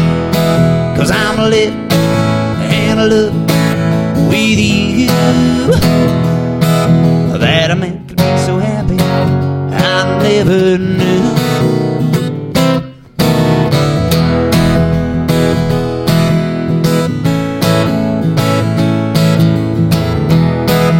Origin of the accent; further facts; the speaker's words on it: Amarillo, Texas, United States; I was born in Amarillo, Texas